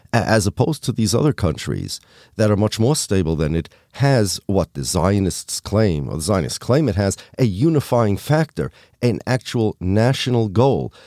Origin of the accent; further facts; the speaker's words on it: United States; I'm American. I'm an American. My family's from Poland